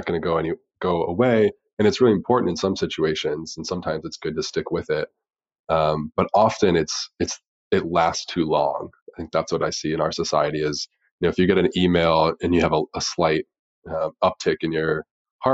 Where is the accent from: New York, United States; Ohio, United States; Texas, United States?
Ohio, United States; Dayton; growing up in Dayton, Ohio